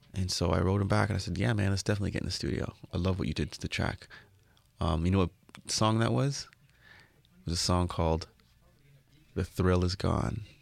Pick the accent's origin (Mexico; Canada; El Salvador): Canada; Toronto, Ontario; you say you're from Toronto